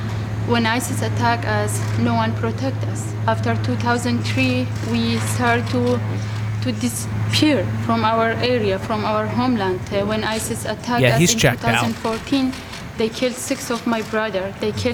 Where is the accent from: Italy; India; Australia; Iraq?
Iraq; moved away; I'm from Iraq